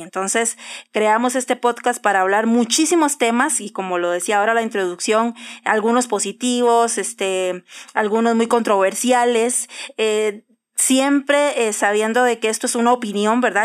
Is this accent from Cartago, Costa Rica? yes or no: yes; Cartago, Costa Rica; moved away as an adult; also born or lived in San José, Costa Rica / Alajuela, Costa Rica; now in Mexico City, Mexico; viví en Cartago muchos años, casi toda mi niñez, adolescente y parte de mi juventud